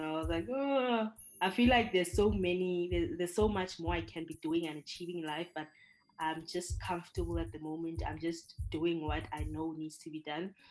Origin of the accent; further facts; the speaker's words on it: South Africa; moved away as an adult; now in Hungary; I'm from South Africa